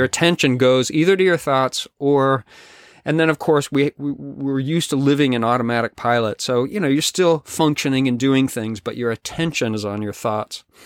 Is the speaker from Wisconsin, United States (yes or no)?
no; Colorado, United States; also born or lived in California / Nashville, Tennessee; now in British Columbia, Canada; I grew up in the West, in Colorado